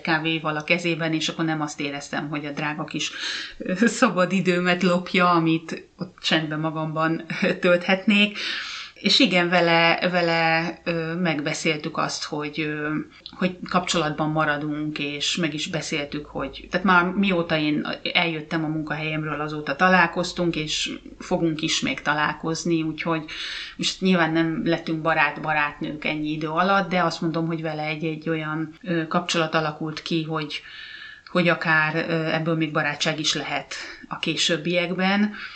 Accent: Hungary; moved away as an adult; now in Finland; én meg magyar vagyok

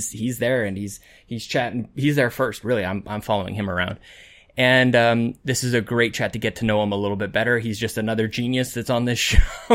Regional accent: Canada; as a Canadian

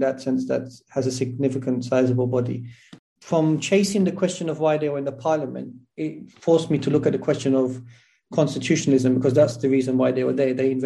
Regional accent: London, United Kingdom; moved away as an adult; also born or lived in Tooting / Syria; now in Turkey; I was born in South London, Clapham. So I was born and raised in Clapham.

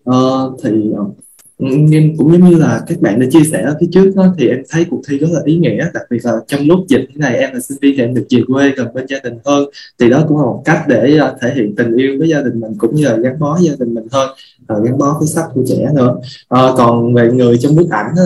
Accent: Mekong Delta, Vietnam; em cũng là người miền Tây giống như cô và khi mà mình với một lần đầu tiên mà mình đi xa nhà như vậy lâu như vậy

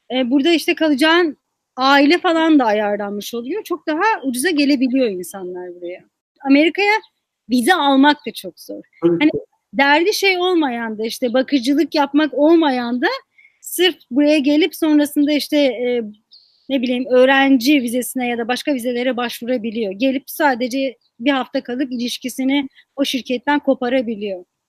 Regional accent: Muş, Muş Province, Turkey; moved away as an adult; now in Washington, D.C., United States; Bir okulun içinde bulunan kütüphane benim şehrimde yoktu.

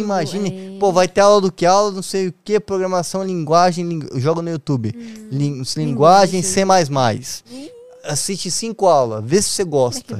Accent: Foz do Iguaçu, Paraná, Brazil; moved away as an adult; now in São Paulo, Brazil; eu fui criado em Foz do Iguaçu com a minha mãe e com a minha avó

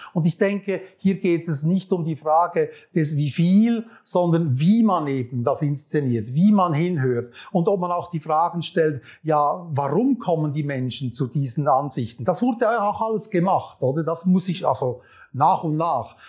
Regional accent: Switzerland; als Schweizer Bürger

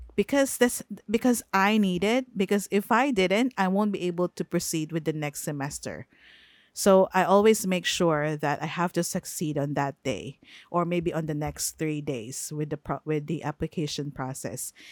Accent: Philippines; English is a second language; I am a Filipino. I am not born in the US. I am based in the Philippines. The household is speaking in the Filipino language

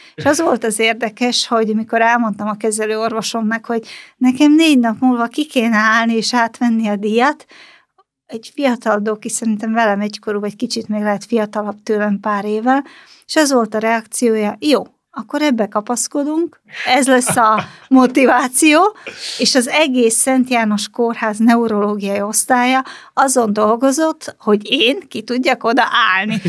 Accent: Slovakia; also born or lived in Banská Bystrica, Slovakia; now in Hungary; Csehszlovákiában születtem

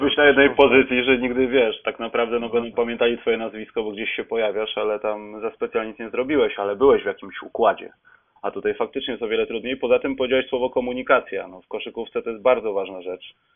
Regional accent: Poland; jesteśmy z Polski

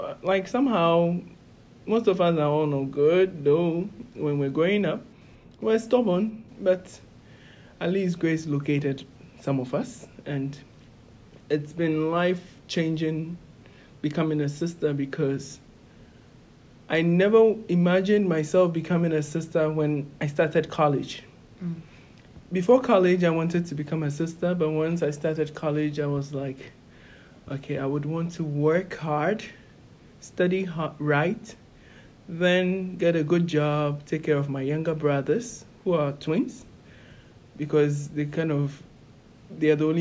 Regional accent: Ghana; moved away as an adult; now in Scranton, United States; I'm from Ghana, West Africa

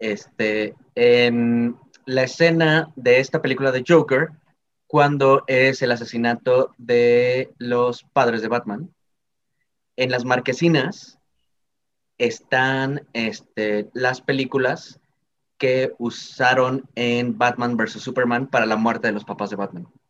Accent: Mexico; como mexicano

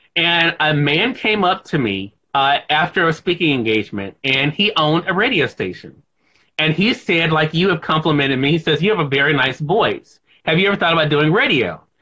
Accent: Mississippi, United States; here in my home state of Mississippi

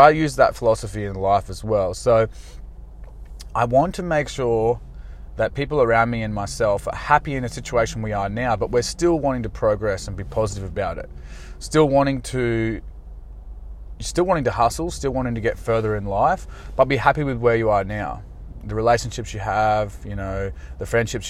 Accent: Australia; I'm just an Aussie guy

